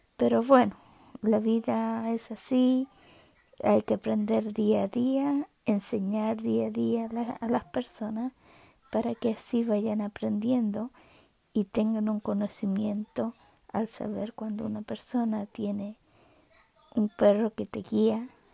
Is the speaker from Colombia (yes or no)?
no; Chile; now in Canada; nací en Chile, eh, vivo en Canadá hace ya más de, hace 40 años